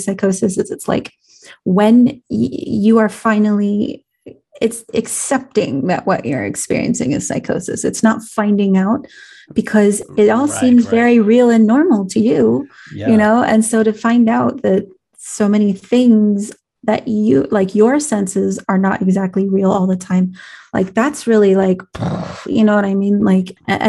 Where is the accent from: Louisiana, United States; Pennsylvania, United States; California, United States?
California, United States; accent: California; my California accent